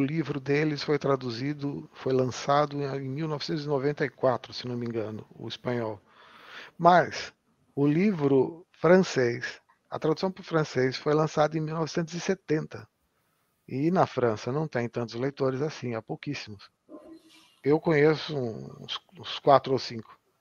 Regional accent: Jundiaí, São Paulo, Brazil; moved away as an adult; now in Vila Nova de Gaia, Portugal; eu nasci em Jundiaí. Embora eu tenha trabalhado, maior, tenha passado uns 20 anos da minha vida trabalhando em São Paulo, o, o, a minha vida mesmo era mor, eh, morar em Jundiaí

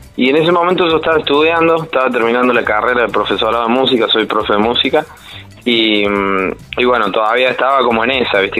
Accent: Córdoba, Argentina; como buen cordobés, bastante sociable he salido

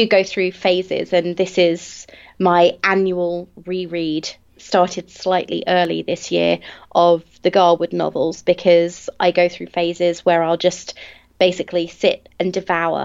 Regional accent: England, United Kingdom; I'm English

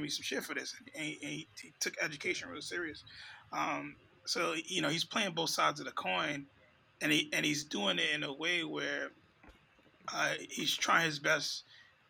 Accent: New York, United States; growing up in New York in those times

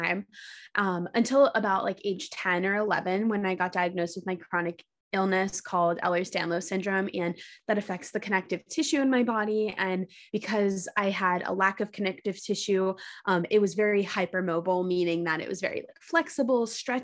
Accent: New York City, New York, United States; moved away as an adult; also born or lived in Los Angeles; I ended up back in my hometown of New York City

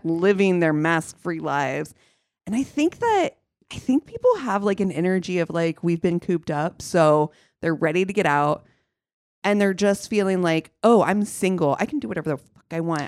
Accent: Ohio, United States; moved away; growing up in Ohio

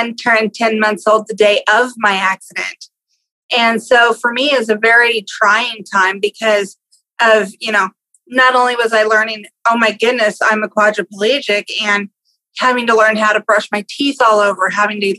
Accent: Exeter, California, United States; I grew up in California, a little tiny town called Exeter

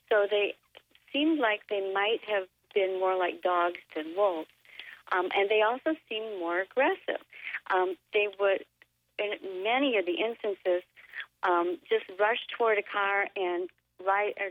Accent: David City, Nebraska, United States; As I began to drive up out of the Platte River Valley, 5 miles north of my hometown of David City, the car shut off

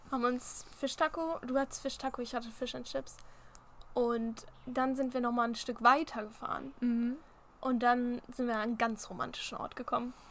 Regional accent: Germany; Als Deutscher

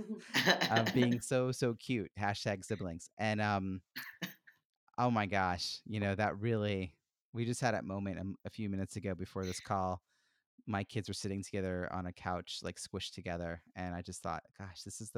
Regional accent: Long Island, New York, United States; moved away as an adult; now in Boston, United States; grew up in New York City on Long Island

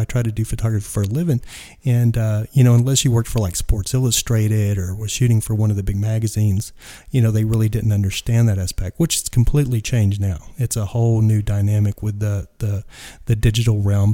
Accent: West Texas, United States; now in Joshua Tree, United States; I grew up in West Texas.

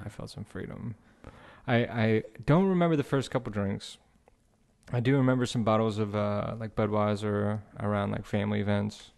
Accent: Houma, Louisiana, United States; also born or lived in Metairie, Louisiana; Born in Metairie, grow, grew up in Homa, Louisiana

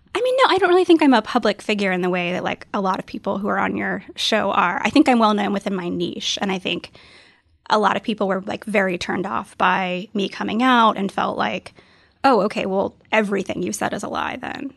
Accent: the South, United States; I grew up in the South, and it's just not a super friendly place to be queer.

